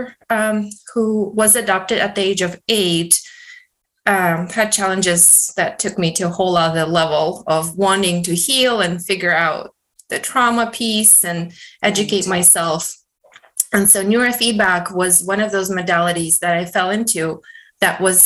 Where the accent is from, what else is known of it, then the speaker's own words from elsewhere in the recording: Russia; moved away; Originally I'm from Russia